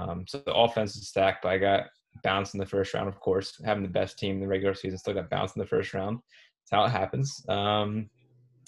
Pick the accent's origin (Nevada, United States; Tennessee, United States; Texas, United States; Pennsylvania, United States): Pennsylvania, United States; moved away as an adult; also born or lived in New Jersey / South Carolina / Alaska / Connecticut; now in Virginia, United States; I'm from Pennsylvania originally